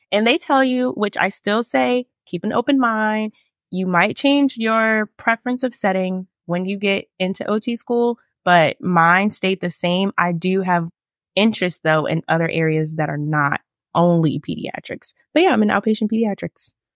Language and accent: English; Richmond, Virginia, United States; also born or lived in Winchester, Virginia; I'm from Richmond, Virginia. I still live here